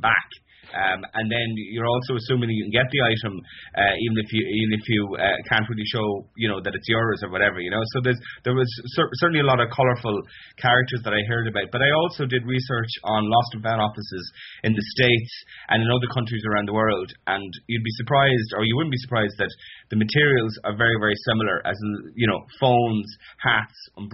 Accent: Connemara, Connacht, Ireland; I'm from Connemara

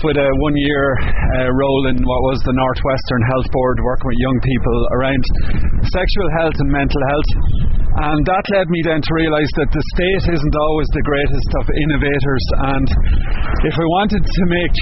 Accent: Cootehill, Ulster, Ireland; also born or lived in Galway / Dublin; now in Lahinch, Ireland; I'm originally from Coothill, County Cavan.

